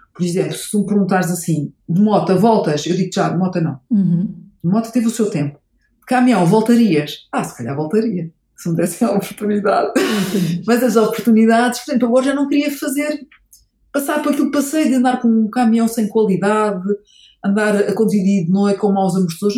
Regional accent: Portugal; sou portuguesa.

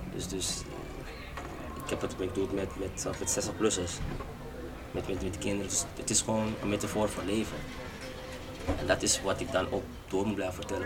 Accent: Curaçao; now in Amsterdam, Netherlands; ik kom van Curaçao en ik zie van hier in Amsterdam

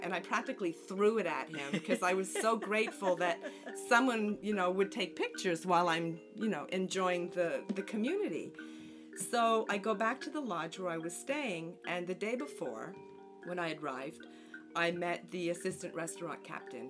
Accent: Montreal, Quebec, Canada; moved away as an adult; now in New Jersey, United States; I'm originally from Montreal, Canada. And I've been in New Jersey since I married in 1984.

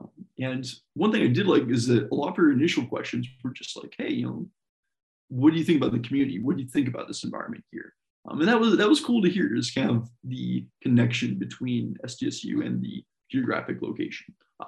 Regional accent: Colorado, United States; also born or lived in Washington / Wisconsin; I was born in Colorado, lived there through most of my childhood, then moved to Washington State, then moved to Wisconsin State.

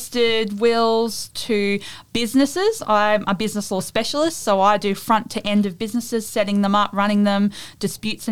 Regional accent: Mackay, Queensland, Australia; I was from Mackay

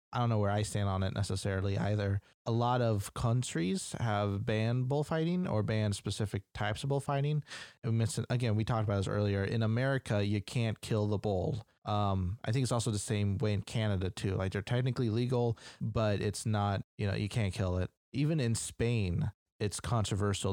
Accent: United States; I'm American

